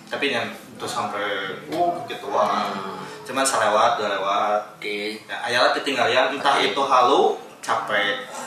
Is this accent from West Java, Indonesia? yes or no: no; West Sumatra, Indonesia; mana ya sebagai orang Minang naik gunung ayah ketakutan